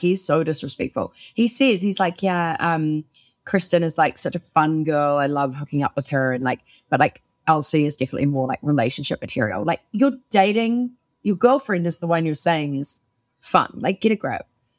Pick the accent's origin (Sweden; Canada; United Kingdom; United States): United Kingdom; I'm British.